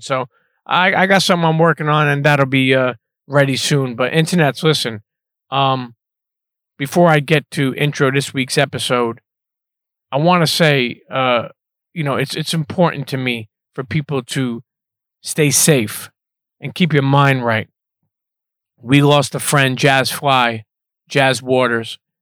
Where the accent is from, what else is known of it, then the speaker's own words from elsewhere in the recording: New York City, New York, United States; moved away; I'm Italian, but I grew up in Coney Island